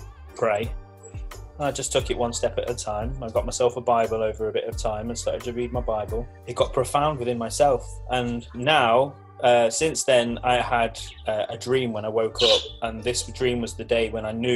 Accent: Leicester, East Midlands, United Kingdom; moved away; I'm originally from Leicester.

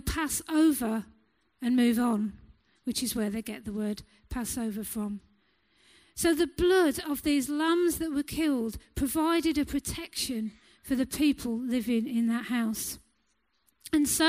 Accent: England, United Kingdom; us as English people

